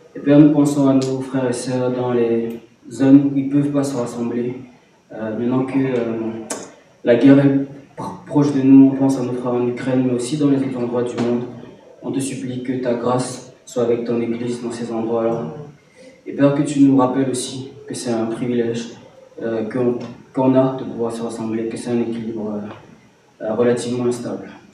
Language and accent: French; Cameroon; moved away; j'ai grandi au Cameroun et du coup, euh, euh quand je, rentre au Cameroun